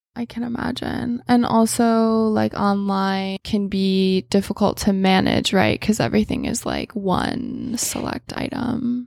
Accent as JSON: {"language": "English", "region": "Michigan", "country": "United States", "tie": "born or raised there", "said": "I grew up in Michigan"}